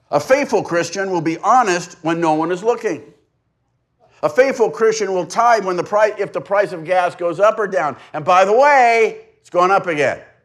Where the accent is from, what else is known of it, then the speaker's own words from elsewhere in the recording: La Mesa, California, United States; I've lived in East County for seventy years. This has been my home address for seventy years. I mean, I've gone to school other places, but I've lived, I was, I was born in La Mesa